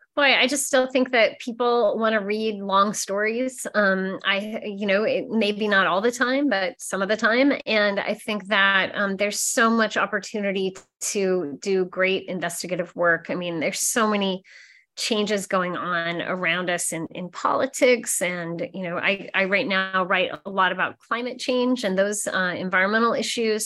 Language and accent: English; Nebraska, United States; moved away; Growing up in Nebraska, I wasn't really taught to be very curious, I think, in my small town